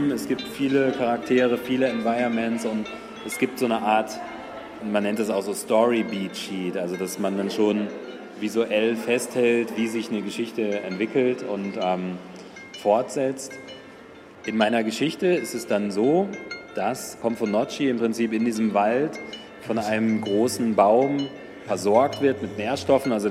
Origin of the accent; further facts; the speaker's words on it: Kumasi, Ashanti, Ghana; born there; Also ich bin in einem Krankenhaus geboren worden in Ghana, in Kumasi